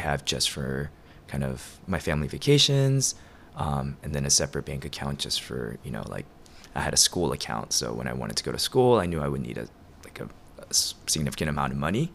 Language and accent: English; Atlanta, Georgia, United States; also born or lived in Korea; now in Chicago, United States; Atlanta's been kind of home for as long as I can remember